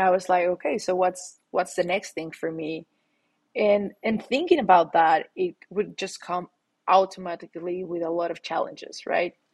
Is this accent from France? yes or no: no; Mexico City, Mexico; accent: Latin; English is a second language; moved away as an adult; now in United States; I'm born and raised in Mexico City. I recently moved to the US